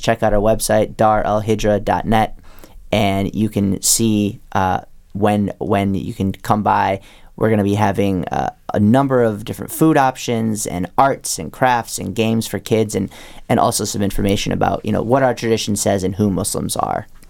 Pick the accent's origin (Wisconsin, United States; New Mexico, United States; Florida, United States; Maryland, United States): Wisconsin, United States; moved away; I grew up in Wisconsin